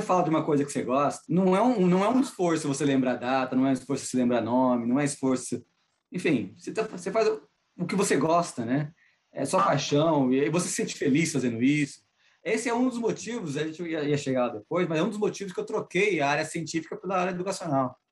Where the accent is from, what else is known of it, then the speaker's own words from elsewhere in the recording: Brazil; accent: Brazilian; now in North Carolina, United States; Meu sotaque brasileiro, meu sotaque latino